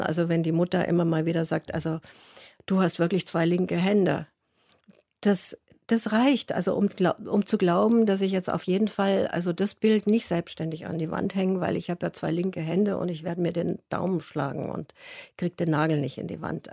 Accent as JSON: {"language": "German", "town": "Munich", "region": "Bavaria", "country": "Germany", "moved": "yes", "said": "ich bin ja aus München und bin von München weiter weggegangen"}